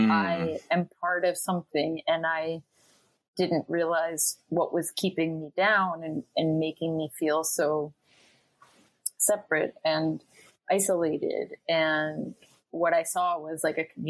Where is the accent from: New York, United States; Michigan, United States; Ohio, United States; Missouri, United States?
Ohio, United States; Cleveland; I grew up in Cleveland, Ohio, a suburb of Cleveland, Ohio